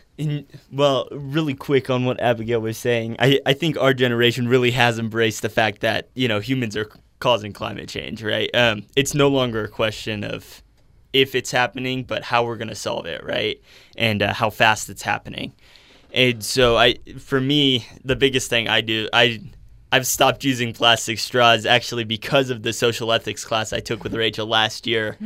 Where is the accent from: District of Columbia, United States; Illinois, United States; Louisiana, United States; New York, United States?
Illinois, United States; Chicago; now in Utah, United States; I'm from Chicago originally